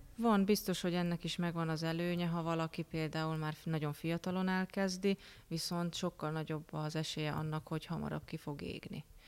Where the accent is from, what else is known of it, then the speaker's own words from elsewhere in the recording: Miskolc, Borsod-Abaúj-Zemplén, Hungary; also born or lived in Budapest; mivel Miskolci vagyok